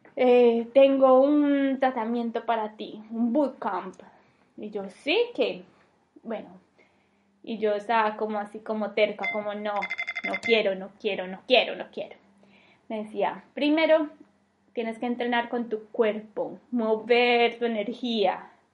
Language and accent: Spanish; Medellín, Antioquia, Colombia; moved away as an adult; now in Denmark; soy de Medellín, Colombia, pero vivo en Dinamarca